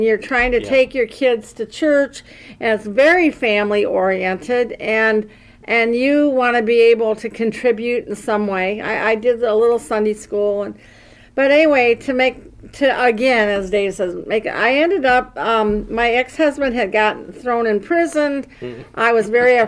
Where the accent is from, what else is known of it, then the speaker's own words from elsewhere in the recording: Davenport, Iowa, United States; I'm from Davenport, Iowa